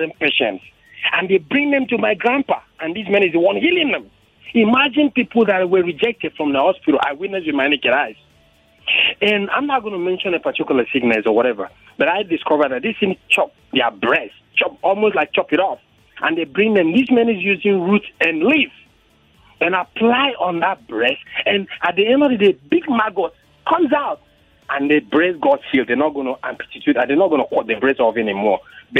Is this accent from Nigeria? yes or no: yes; Cross River, Nigeria; growing up as a little child in Cross River State, as an orphan